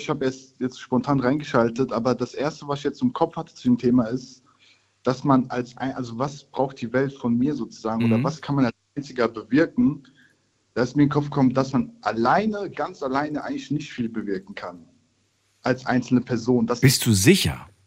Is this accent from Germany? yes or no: yes; Rhineland-Palatinate, Germany; Ähm, ich komme aus der Nähe Mainz